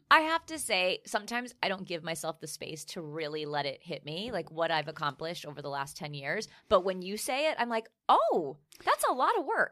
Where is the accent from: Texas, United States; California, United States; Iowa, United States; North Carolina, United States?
Texas, United States; Fort Worth; English is a second language; also born or lived in Philadelphia; now in New York City, United States; I'm from Fort Worth, Texas. Um, so right next to Dallas